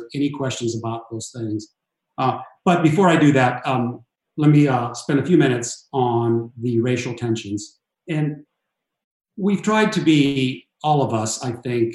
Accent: Los Angeles, California, United States; I grew up in Southern California in East LA in the inner city.

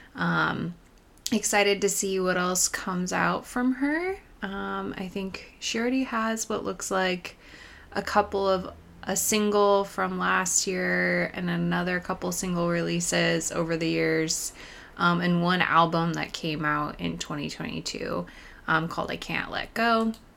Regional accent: Pacific Northwest, United States; moved away; Growing up in the Pacific Northwest

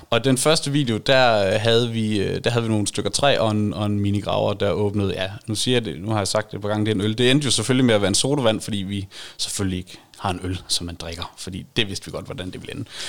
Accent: Varde, Southern Denmark, Denmark; jeg er nær i vestjyde. Jeg kommer fra Varde

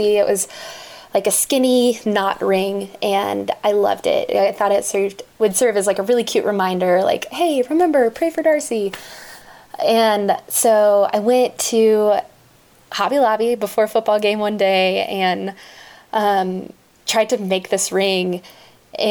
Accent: Dallas, Texas, United States; also born or lived in Fort Worth, Texas; I'm originally from Dallas, Texas

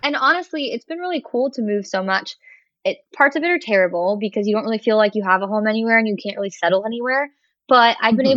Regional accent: Florida, United States; also born or lived in Kentucky; now in Virginia, United States; I grew up in Florida

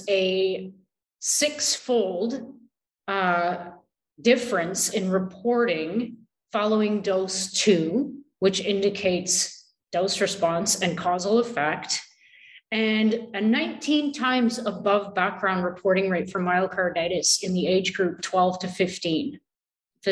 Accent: Canada; I am so Canadian

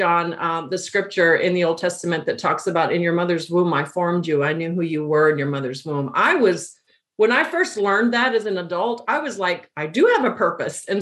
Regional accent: El Paso, Texas, United States; I'm from El Paso, Texas. It's where I grew up, border town

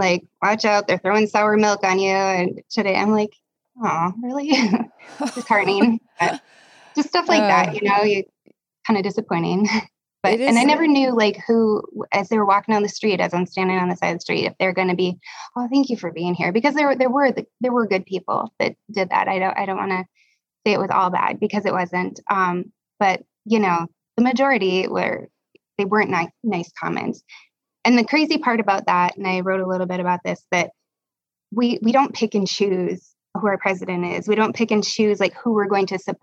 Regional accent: Minnesota, United States; I'm from Minnesota

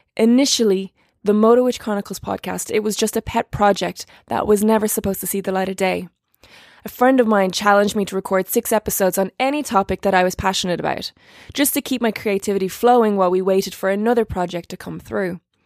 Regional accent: Ireland; I'm an Irish actress

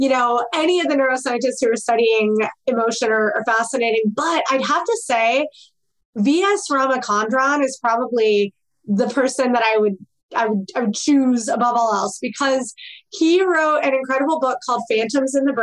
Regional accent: Midwest, United States; I grew up in the Midwest

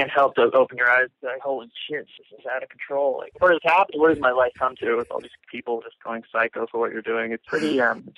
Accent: San Francisco, California, United States; born there; Yeah, I was born in San Francisco.

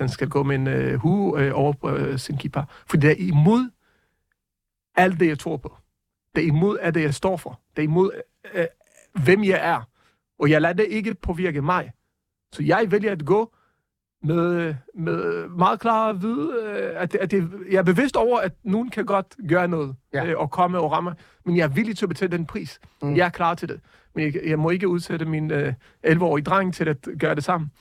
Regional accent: Jerusalem, Jerusalem District, Israel; now in Denmark; Jeg er opvokset i Jerusalem

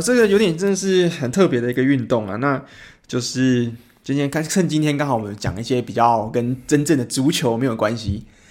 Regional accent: Taiwan; 我们台湾人就是我们喜欢看到奖品要很丰盛

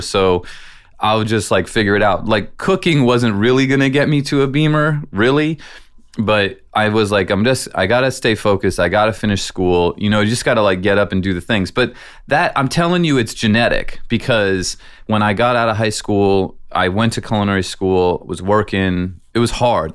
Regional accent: San Francisco, California, United States; also born or lived in Iowa; I was born in Iowa. They had moved to California to San Francisco when I was four

